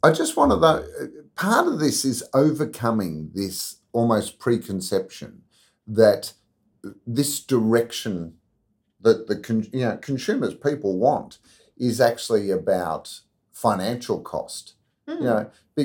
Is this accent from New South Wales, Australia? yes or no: no; Victoria, Australia; growing up in Victoria